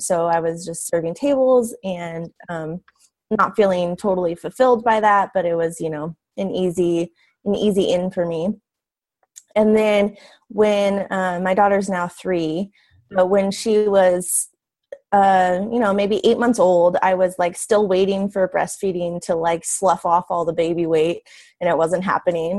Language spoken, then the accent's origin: English; Quincy, California, United States; also born or lived in Chico, California; we moved back to our hometown which is a really small town in the mountains in california quincy california